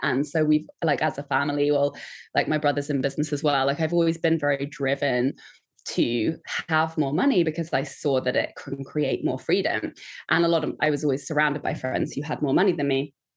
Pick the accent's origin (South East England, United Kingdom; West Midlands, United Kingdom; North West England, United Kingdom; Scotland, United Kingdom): South East England, United Kingdom; Kent; I grew up just outside of London in Kent.